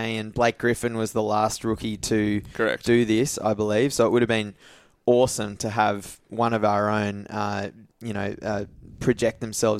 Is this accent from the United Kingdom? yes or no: no; Australia; As an Australian growing up, you need to skill yourself in knowing how to eat different